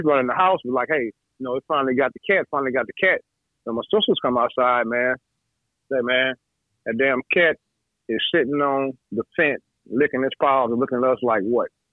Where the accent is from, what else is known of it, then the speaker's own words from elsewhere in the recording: Toledo, Ohio, United States; Toledo, yeah, Toledo, thirty three fifty eight Mayor Street